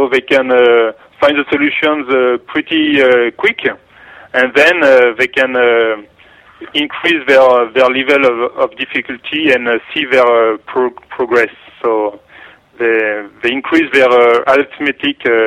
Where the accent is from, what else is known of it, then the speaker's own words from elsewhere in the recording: Paris, Île-de-France, France; English is a second language; I have a strong accent, so you can hear that I'm from Paris.